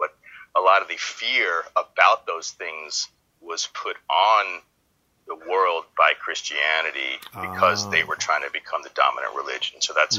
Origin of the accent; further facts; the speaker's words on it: New Orleans, Louisiana, United States; Yeah. It's born in New Orleans. My family was basically settled New Orleans before it was New Orleans